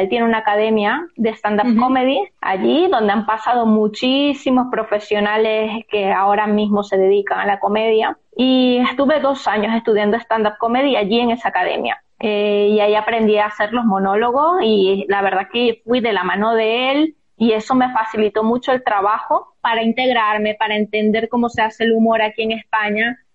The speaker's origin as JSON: {"language": "Spanish", "region": "Zulia", "country": "Venezuela", "moved": "as an adult", "lives_now": "Spain", "said": "en mi región, donde, de donde yo soy, el Zulia"}